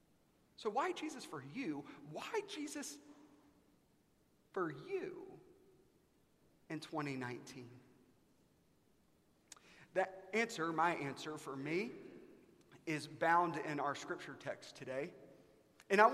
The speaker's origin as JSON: {"language": "English", "region": "South Carolina", "country": "United States", "tie": "born or raised there", "moved": "yes", "lives_now": "Dallas, United States"}